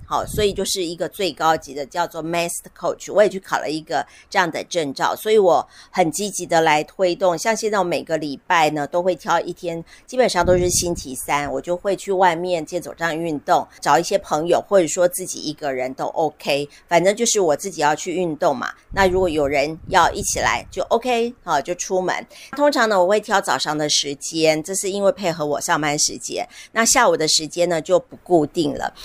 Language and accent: Chinese; Tainan, Taiwan; 台南哦，我的故乡